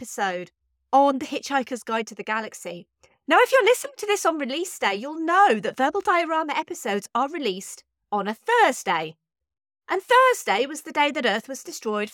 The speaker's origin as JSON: {"language": "English", "country": "United Kingdom", "said": "I'm British"}